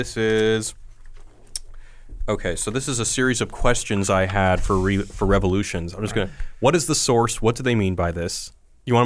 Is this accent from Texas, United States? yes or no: yes; Sugar Land, Texas, United States; I'm from Houston, Sugarland area.